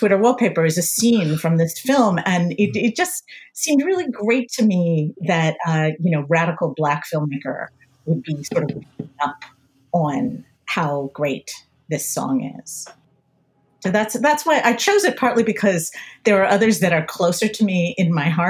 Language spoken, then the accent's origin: English; Pennsylvania, United States; So I grew up in the suburbs outside of Philadelphia, very upper middle class suburbs.